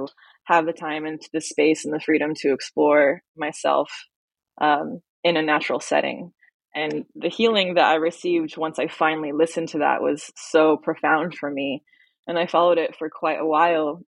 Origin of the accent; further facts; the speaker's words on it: Las Vegas, Nevada, United States; I grew up in Las Vegas, Nevada